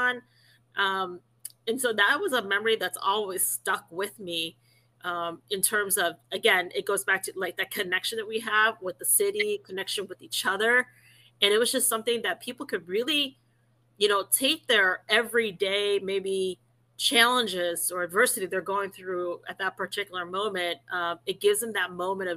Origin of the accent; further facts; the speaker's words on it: Cleveland, Ohio, United States; born and raised in Cleveland, and so being a Clevelander